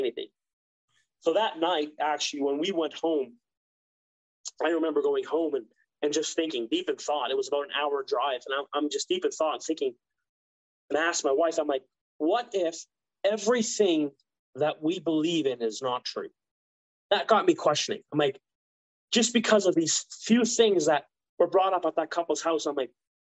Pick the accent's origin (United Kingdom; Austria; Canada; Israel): Canada; Ontario; moved away; also born or lived in Mexico; I grew up with him in Ontario